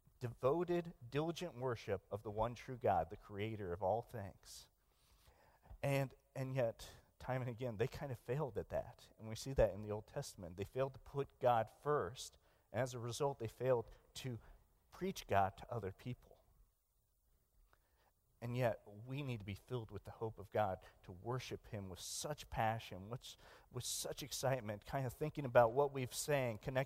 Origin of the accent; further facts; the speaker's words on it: Hutchinson, Kansas, United States; moved away as an adult; now in Philippines; I grew up in Hutchinson, Kansas